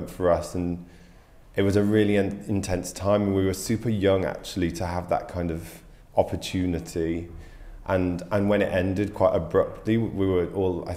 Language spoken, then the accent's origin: English; Carlisle, North West England, United Kingdom; moved away; also born or lived in Yorkshire / London; I grew up in the north of England. I was born in Yorkshire and then grew up later in Cumbria, Carlisle